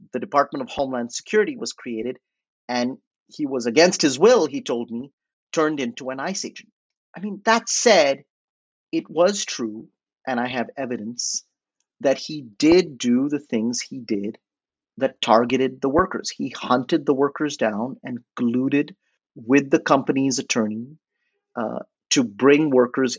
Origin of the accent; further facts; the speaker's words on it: India; moved away as an adult; also born or lived in New Orleans; I was estranged from my home, from India